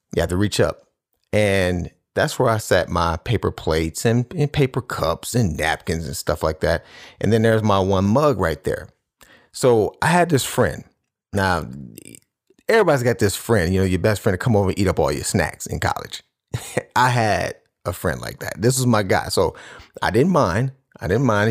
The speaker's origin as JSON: {"language": "English", "town": "Cleveland", "region": "Ohio", "country": "United States", "said": "I'm from Cleveland, so I'm, I'm a Cleveland Cavaliers fan."}